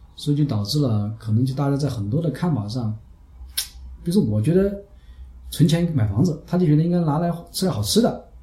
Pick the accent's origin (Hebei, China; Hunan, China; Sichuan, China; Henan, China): Hunan, China; also born or lived in Chongqing; now in Chengdu, China; 南方人嘛，我们湖南人